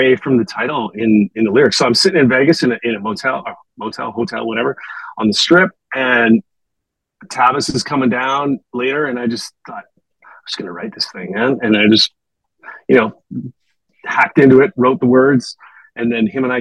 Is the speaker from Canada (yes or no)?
yes; just outside of Edmonton, Alberta, Canada; moved away; also born or lived in Vancouver; I grew up just outside of Edmonton